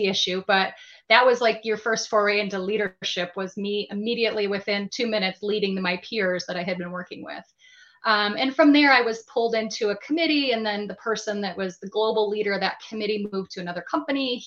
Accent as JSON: {"language": "English", "region": "Michigan", "country": "United States", "tie": "born or raised there", "moved": "as an adult", "said": "move back to my home state with my family of Michigan"}